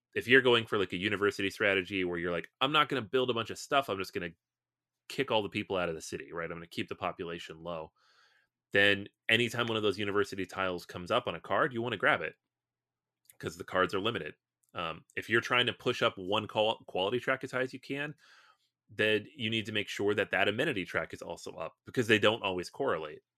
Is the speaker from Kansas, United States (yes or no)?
no; Seattle, Washington, United States; I'm from Seattle